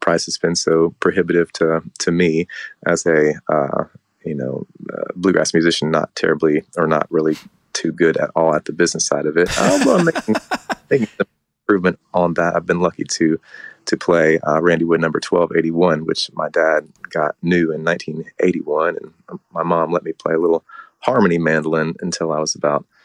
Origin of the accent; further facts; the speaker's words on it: Winchester, Virginia, United States; moved away as an adult; also born or lived in Florida / Nashville, Tennessee; now in Charlotte, United States; raised up in the Shenandoah Valley in Winchester